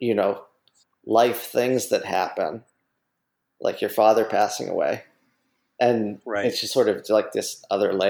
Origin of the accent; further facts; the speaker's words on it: Youngstown, Ohio, United States; In Youngstown, Ohio, my hometown